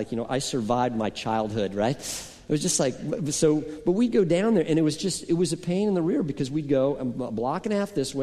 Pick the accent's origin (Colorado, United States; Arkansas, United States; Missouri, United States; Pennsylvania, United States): Colorado, United States; Boulder; moved away; I grew up in Colorado, as many of you know, and I lived on the top of a hill that overlooked the city of Boulder, Colorado.